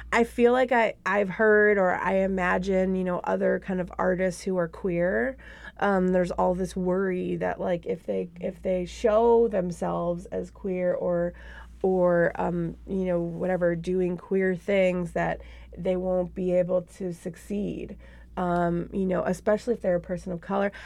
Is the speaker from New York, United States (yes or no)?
yes; Buffalo, New York, United States; now in Minneapolis, United States; It started out in Buffalo, New York, which is my hometown